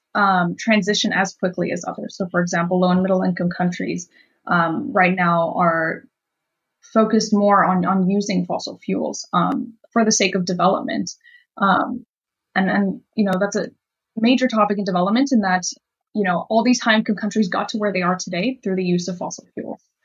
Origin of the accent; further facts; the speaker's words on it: Miami, Florida, United States; I grew up in Miami.